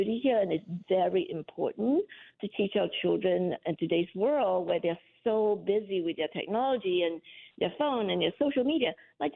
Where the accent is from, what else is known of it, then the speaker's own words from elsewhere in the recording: Muar, Johor, Malaysia; moved away; I grew up in Malaysia in a town called Muar